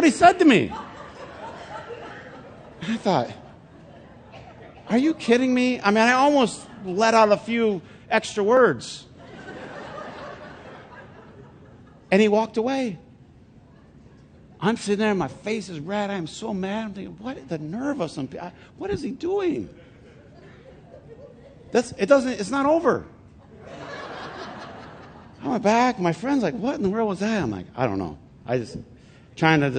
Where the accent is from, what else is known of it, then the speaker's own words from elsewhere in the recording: Flint, Michigan, United States; I'm from Flint